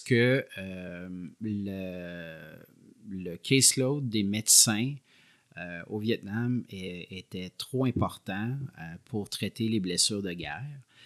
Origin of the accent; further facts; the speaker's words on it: Quebec City, Quebec, Canada; moved away as an adult; now in Montreal, Canada; je viens de la région de Québec